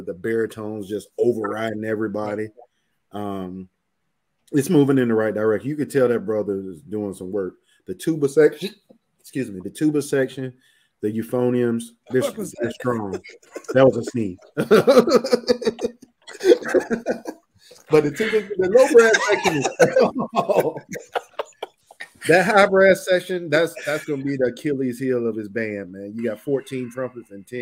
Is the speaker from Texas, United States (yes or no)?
yes; Houston, Texas, United States; I'm from Houston